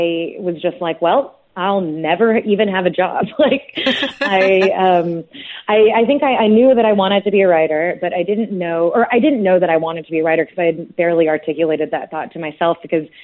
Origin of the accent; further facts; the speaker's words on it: United States; as an American